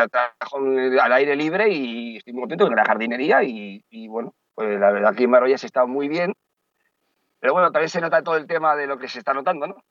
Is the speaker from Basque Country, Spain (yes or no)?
yes; Basque Country, Spain; also born or lived in A Coruña / Santiago de Compostela / Carnota; now in Marbella, Spain; soy vasco